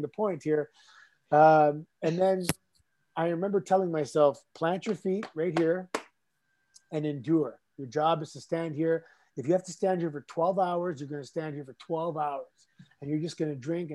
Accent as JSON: {"language": "English", "town": "Toronto", "region": "Ontario", "country": "Canada", "tie": "born or raised there", "said": "Growing up in Toronto, we had a huge nightclub scene."}